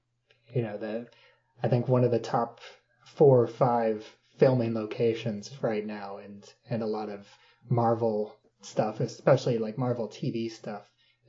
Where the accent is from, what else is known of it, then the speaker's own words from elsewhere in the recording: Springfield, Illinois, United States; I'm from Springfield, Illinois